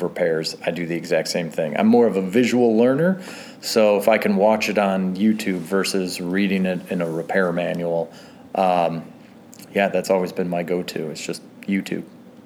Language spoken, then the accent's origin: English; McHenry, Illinois, United States; I grew up in McHenry